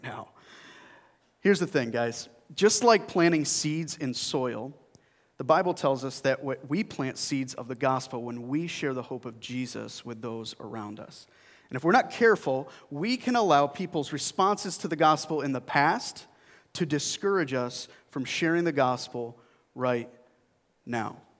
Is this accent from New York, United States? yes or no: yes; Burlington Flats, New York, United States; now in Greece, New York, United States; I grew up in a little town called Burlington Flats.